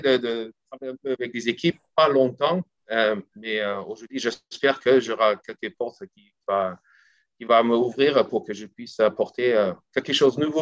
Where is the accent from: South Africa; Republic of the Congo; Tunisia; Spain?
South Africa; French is a second language; moved away as an adult; also born or lived in France; C'est pas parce que je suis pas sud-africaine, j'y serai toujours et j'ai toujours mon accent, hein, ça n'a pas changé